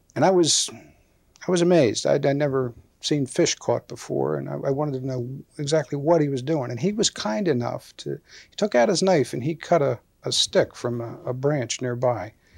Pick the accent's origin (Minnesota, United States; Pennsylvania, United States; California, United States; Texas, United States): Pennsylvania, United States; Gulf Mills; also born or lived in King Manor; I was born in 1946 in Gulf Mills